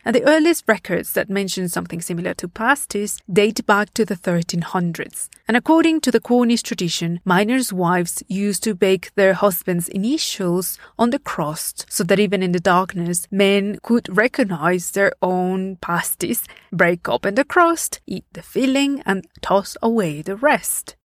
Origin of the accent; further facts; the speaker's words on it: Puebla, Mexico; my hometown, the city of Puebla